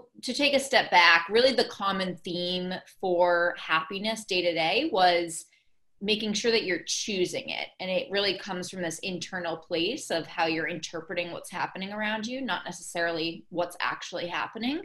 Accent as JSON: {"language": "English", "town": "Boston", "region": "Massachusetts", "country": "United States", "said": "I'm from Boston, so I was here in Boston"}